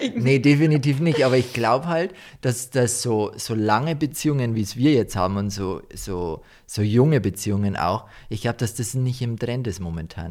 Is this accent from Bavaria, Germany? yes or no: yes; Deggendorf, Bavaria, Germany; Ich komme ja eigentlich nicht aus dem Dorf, wo wir jetzt leben, sondern ich war immer in Deckendorf. Mhm. Und da habe ich halt so halt meine Jugend verbracht